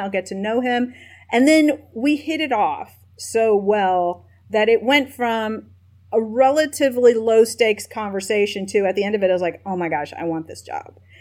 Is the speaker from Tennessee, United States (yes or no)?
yes; Nashville, Tennessee, United States; also born or lived in East Lansing, Michigan; I was born in East Lansing, Michigan, but uh, quickly my family moved to Nashville, Tennessee. So I consider myself a Nashvillean first and foremost